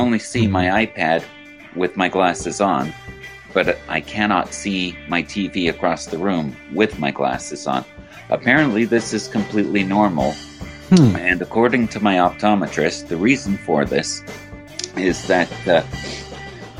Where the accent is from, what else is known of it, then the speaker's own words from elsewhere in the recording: United Kingdom; moved away; I grew up in Great Britain, where cars are right-hand drive instead of left-hand drive